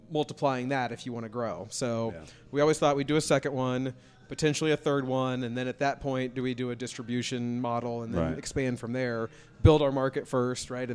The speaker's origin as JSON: {"language": "English", "town": "Lawrence", "region": "Kansas", "country": "United States", "tie": "born or raised there", "said": "I grew up in Lawrence"}